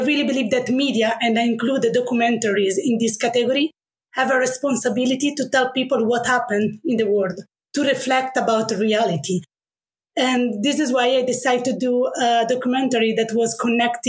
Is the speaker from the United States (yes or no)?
no; Italy; accent: Italian; English is a second language; moved away as an adult; now in Netherlands; sorry for my accent. I'm Italian.